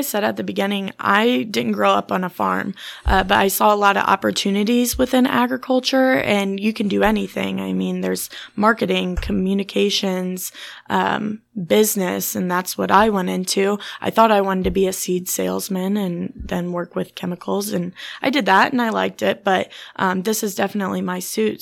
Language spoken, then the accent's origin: English; Germantown, Illinois, United States; I grew up in Clinton County in Germantown, so around it my whole life.